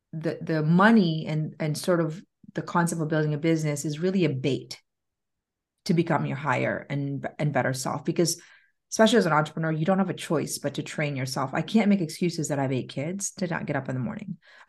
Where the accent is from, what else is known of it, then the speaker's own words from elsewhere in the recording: Philippines; So I grew up in the Philippines, and my first recollection was living in the slums of the Philippines.